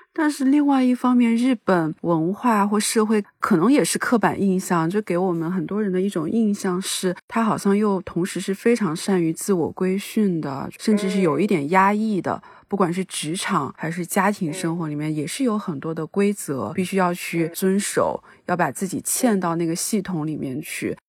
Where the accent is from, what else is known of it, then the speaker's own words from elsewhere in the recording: Zibo, Shandong, China; moved away as an adult; 我是那个山东淄博人，就我们那边小地方